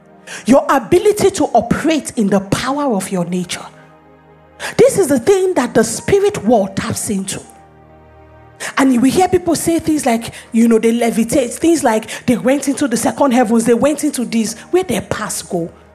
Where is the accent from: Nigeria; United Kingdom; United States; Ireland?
Nigeria; Lagos; I refuse to believe that my nature is that I am Nigerian, I am a woman, I live in Lagos.